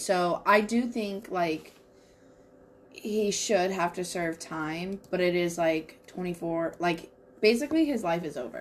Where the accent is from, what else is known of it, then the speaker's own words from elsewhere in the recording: Washington, United States; moved away; in Washington, like just my hometown is literally surrounded by three huge fires.